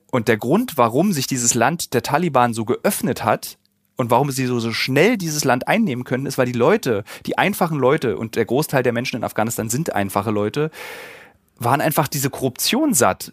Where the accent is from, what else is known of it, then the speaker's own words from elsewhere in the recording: East Germany, Germany; ich als Ossi